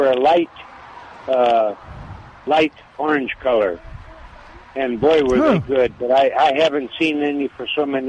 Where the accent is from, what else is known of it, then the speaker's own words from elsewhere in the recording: Nebraska, United States; now in San Antonio, United States; I was born in Nebraska.